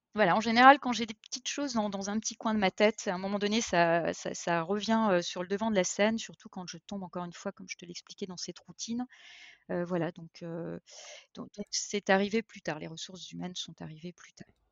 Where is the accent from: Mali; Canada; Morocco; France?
France; eastern France; je suis française, euh, d'origine, euh, née dans l'est de la France